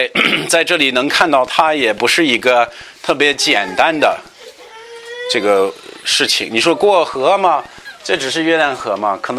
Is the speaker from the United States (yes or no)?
yes; United States; 我记得我们老家密西离密西西比湖很近，也是每年到这时到一个期间，它它这个水会出来